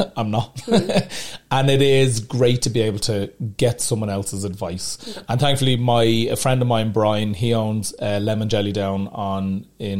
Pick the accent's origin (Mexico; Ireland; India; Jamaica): Ireland; Dublin, Leinster; I love Dublin, it's my home.